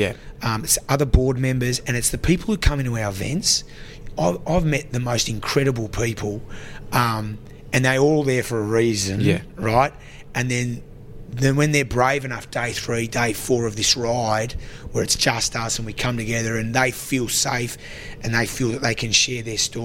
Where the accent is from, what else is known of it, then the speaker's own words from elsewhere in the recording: Canberra, Australian Capital Territory, Australia; from Goldie Place, Canberra, mate. I grew up in Govey housing. I went to Taylor Primary School